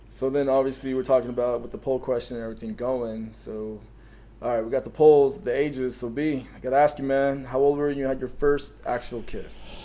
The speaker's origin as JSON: {"language": "English", "town": "Canyon Lake", "region": "California", "country": "United States", "tie": "born or raised there", "said": "I grew up in Canyon Lake"}